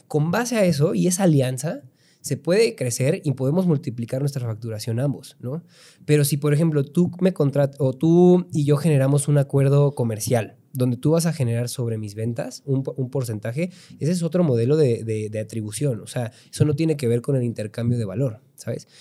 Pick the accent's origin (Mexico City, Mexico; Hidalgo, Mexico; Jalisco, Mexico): Hidalgo, Mexico; Pachuca; also born or lived in Puebla; tengo 32 años, soy de Pachuca